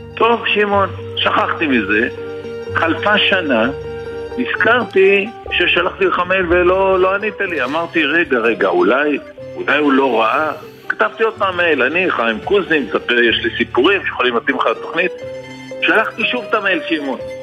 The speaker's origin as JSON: {"language": "Hebrew", "town": "Sderot", "region": "Southern District", "country": "Israel", "tie": "born or raised there", "moved": "as an adult", "lives_now": "Kibbutz Zikim, Israel", "said": "אני הרי נולדתי בשדרות, כל חיי עד לפני 14 שנה, לפני 4... לפני 14 שנה עברנו לקיבוץ זיקים"}